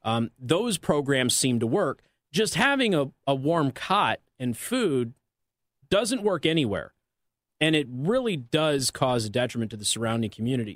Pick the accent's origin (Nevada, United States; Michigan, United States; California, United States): Nevada, United States; Las Vegas; moved away; I'm from Las Vegas